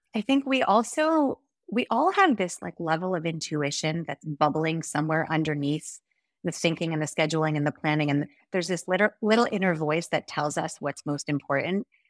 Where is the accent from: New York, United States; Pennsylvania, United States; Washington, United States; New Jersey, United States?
New Jersey, United States; moved away as an adult; also born or lived in Hong Kong / Montana; now in Israel; I grew up in New Jersey, that's where I'm from